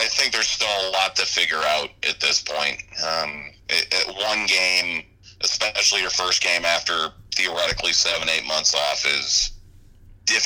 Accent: Ohio, United States; moved away as an adult; also born or lived in New York; I grew up in Ohio. So a Cleveland sports fan

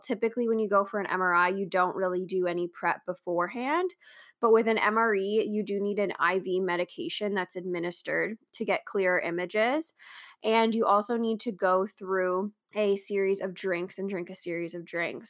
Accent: Canada

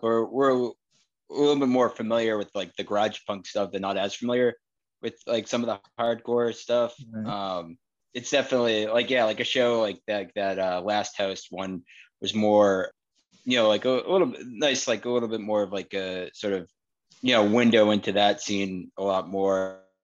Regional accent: Wakefield, Massachusetts, United States; I'm still in Wakefield. Glenn lives in Somerville now, but orig- both originally from Wakefield.

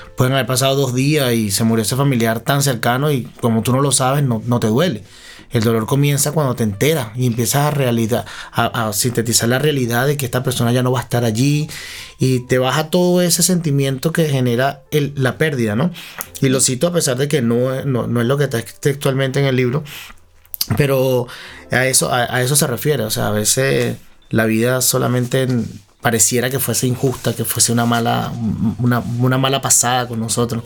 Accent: Venezuela; moved away; Nosotros como venezolanos podemos extrañar nuestro nido

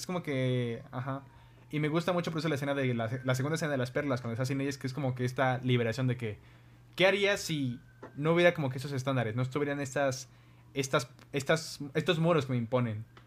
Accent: Mexico; esto pasa en mi país

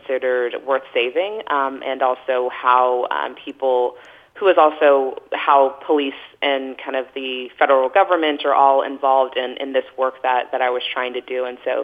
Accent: Texas, United States; moved away; growing up in Texas

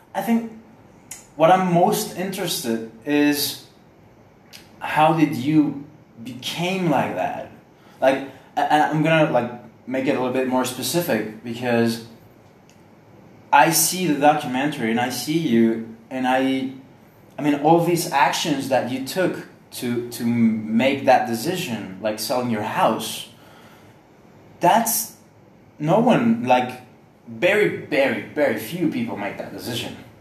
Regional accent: San Luis Potosí, Mexico; I'm from San Luis Potosi, which okay. is a city in Mexico.

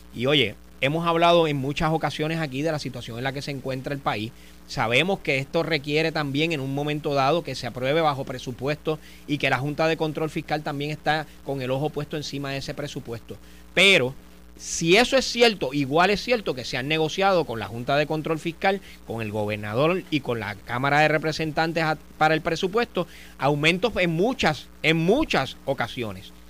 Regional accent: Puerto Rico; tenemos que indignarnos como puertorriqueños

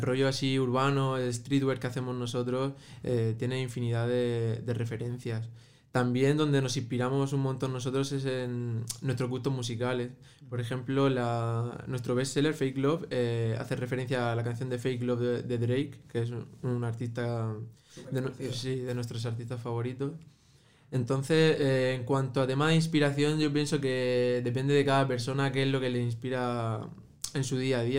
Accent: Murcia, Region of Murcia, Spain; tanto yo como mi hermano somos de origen marroquí, eh, nacidos en Murcia, pero de origen marroquí

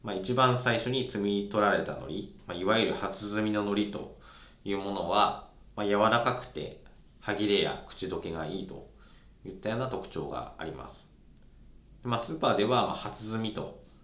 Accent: Iwate, Japan; moved away; その地元が岩手県なんですけど

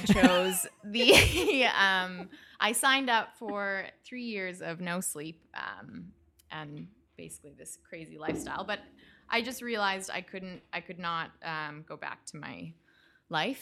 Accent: Calgary, Alberta, Canada; now in United States; I am from Canada. I grew up in Calgary, which is in Western Canada

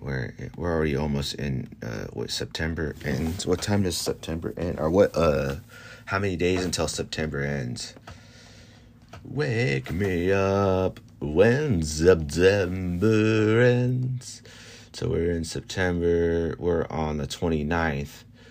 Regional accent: Florida, United States; over here in my hometown. This is in Florida.

